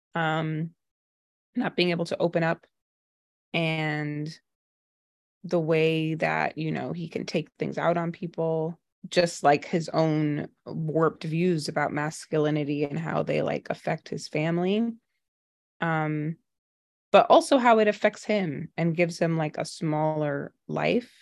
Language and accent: English; New York City, New York, United States; I grew up in Brooklyn, um, and then my mom is Trinidadian and my dad is Jamaican